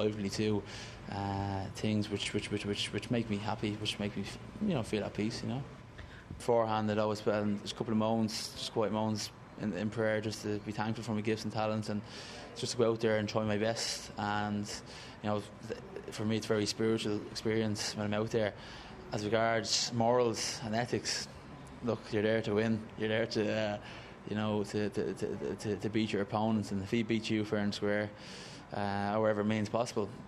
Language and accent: English; Ireland; I just define myself as regular Irish